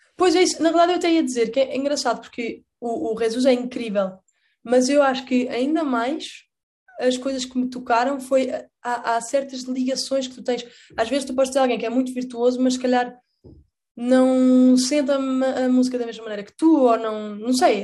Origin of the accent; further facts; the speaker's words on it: Portugal; eu cresci a ver Doraemon, que era em castelhano por alguma razão em Portugal